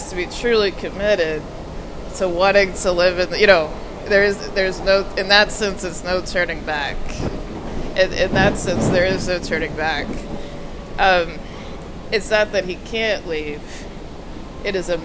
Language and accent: English; Austin, Texas, United States; moved away as an adult; now in Washington, D.C., United States; Austin, Texas, my hometown